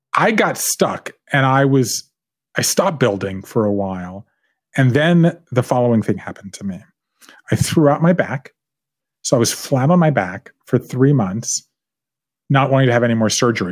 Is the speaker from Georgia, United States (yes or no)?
yes; Savannah, Georgia, United States; moved away as an adult; also born or lived in Tybee Island, Georgia / Japan; I grew up in Savannah part of the time, but part of the time on Tybee Island, Georgia, which is a small island off the coast of Savannah